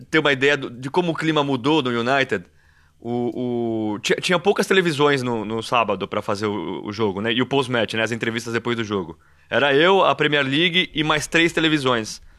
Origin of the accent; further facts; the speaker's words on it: Brazil; E eu sou brasileiro